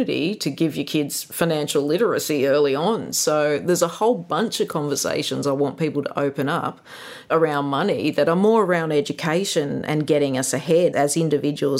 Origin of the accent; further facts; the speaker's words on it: Gunnedah, New South Wales, Australia; it was a very idyllic childhood growing up in Kanada